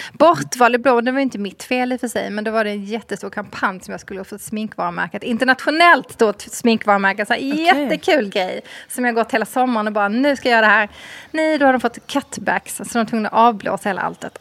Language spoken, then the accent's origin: Swedish; Skåne, Sweden; som halvdansk skåning